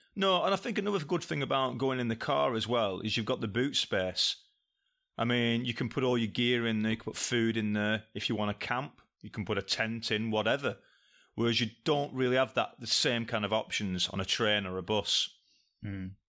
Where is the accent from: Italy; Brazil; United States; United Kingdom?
United Kingdom; England; I come from England